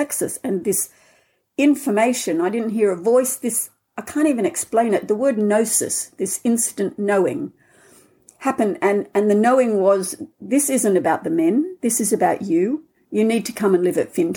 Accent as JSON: {"language": "English", "country": "Australia", "also_born_or_lived": "Scotland", "accent": "Australian", "moved": "as an adult", "lives_now": "Findhorn, United Kingdom", "said": "I'm Australian, as you can hear in my accent. I left 40 years ago"}